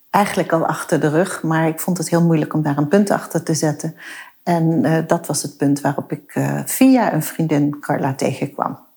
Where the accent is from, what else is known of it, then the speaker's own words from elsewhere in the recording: Maastricht, Limburg, Netherlands; kom uit Maastricht. Ik heb geen zachte G.